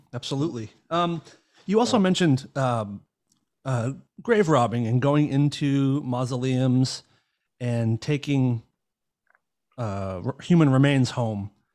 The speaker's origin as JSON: {"language": "English", "region": "Northeast", "country": "United States", "tie": "born or raised there", "said": "I grew up in the in the Northeast in America"}